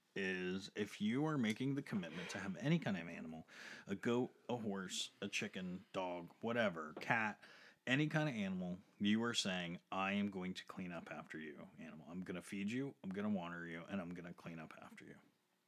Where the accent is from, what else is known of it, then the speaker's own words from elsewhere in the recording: United States; We're American.